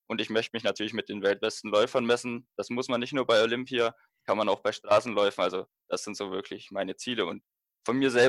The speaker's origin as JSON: {"language": "German", "region": "Bavaria", "country": "Germany", "said": "Ja, ich komme ja aus der Nähe von München und 2022 sind ja die Europameisterschaften in München."}